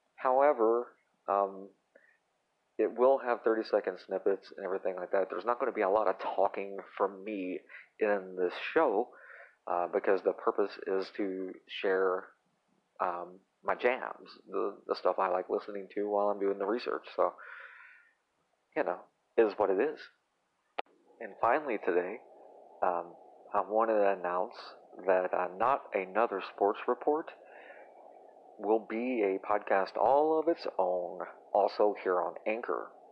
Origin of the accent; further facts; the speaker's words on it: United States; I'm American